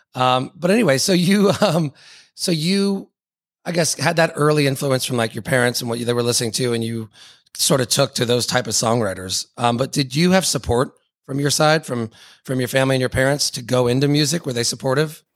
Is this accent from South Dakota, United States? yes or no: no; Atlanta, Georgia, United States; I'm from Atlanta